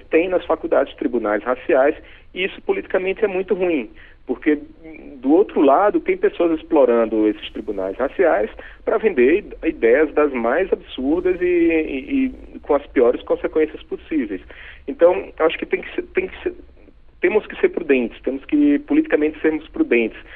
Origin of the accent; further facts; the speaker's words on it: Northeast Region, Brazil; accent: nordestino; moved away; morando no Nordeste. Então, você vê que meu sotaque é